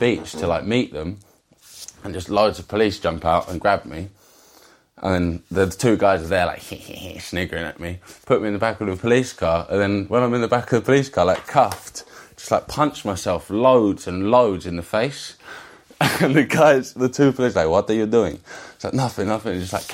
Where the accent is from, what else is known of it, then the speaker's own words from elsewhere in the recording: England, United Kingdom; as an Englishman being there